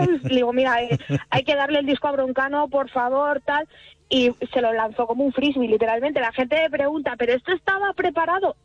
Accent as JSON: {"language": "Spanish", "town": "Salamanca", "region": "Castile and León", "country": "Spain", "tie": "born or raised there", "also_born_or_lived": "Alcalá de Henares", "moved": "yes", "lives_now": "Azuqueca de Henares, Spain", "said": "en mi tierra natal, yo ahora estoy viviendo en Alcalá, en Azuqueca, me muevo entre, las dos ciudades, pero yo soy de Salamanca"}